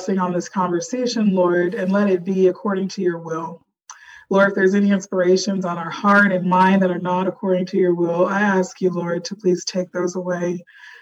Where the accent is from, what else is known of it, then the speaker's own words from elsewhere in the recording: Texas, United States; I'm from Texas.